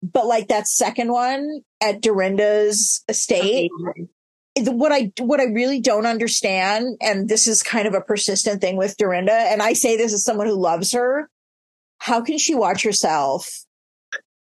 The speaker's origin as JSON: {"language": "English", "town": "Chicago", "region": "Illinois", "country": "United States", "tie": "born or raised there", "said": "I'm Chicago, born and bred"}